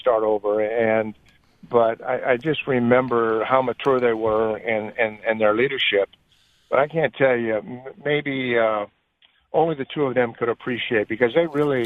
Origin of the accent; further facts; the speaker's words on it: Southern California, United States; moved away; also born or lived in Utah / Indiana; I was from Southern California, but eventually we moved up to Central California